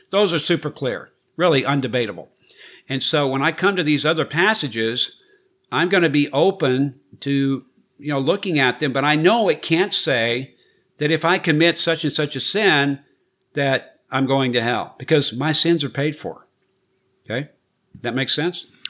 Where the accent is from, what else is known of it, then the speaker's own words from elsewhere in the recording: United States; as an American